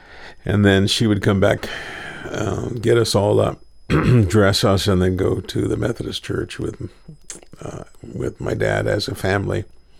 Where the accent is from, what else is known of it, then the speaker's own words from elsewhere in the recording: Kingsville, Texas, United States; born there; We were in Kingsville. I was born in Kingsville.